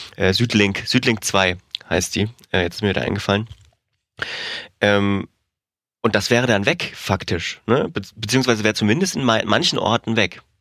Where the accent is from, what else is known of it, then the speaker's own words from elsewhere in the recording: Thuringia, Germany; moved away; ich war wieder in Thüringen. Ich komme ja aus der Region, die freie, freies Wortland ist